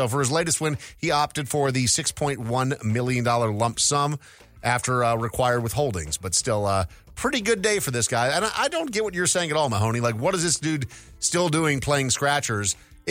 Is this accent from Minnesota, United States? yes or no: yes; Minnesota, United States; I grew up in Minnesota